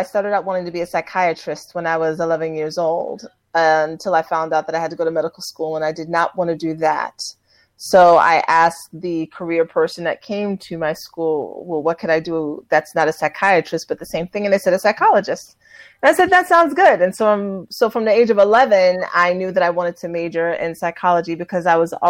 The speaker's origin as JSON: {"language": "English", "town": "New York City", "region": "New York", "country": "United States", "said": "New York City."}